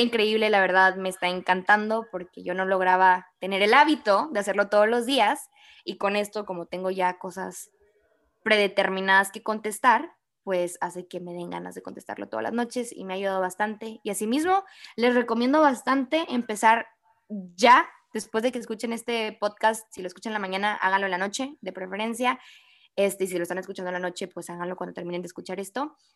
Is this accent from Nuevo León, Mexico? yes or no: yes; Monterrey, Nuevo León, Mexico; como buen regio, regio.